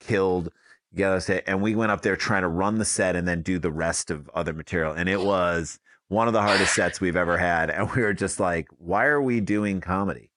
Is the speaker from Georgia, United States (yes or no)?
no; St. Louis, Missouri, United States; growing up in St. Louis